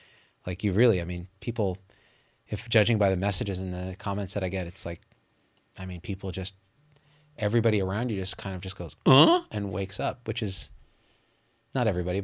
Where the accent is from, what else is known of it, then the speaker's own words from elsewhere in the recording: Manitoba, Canada; I'm from Manitoba. You may have heard of it.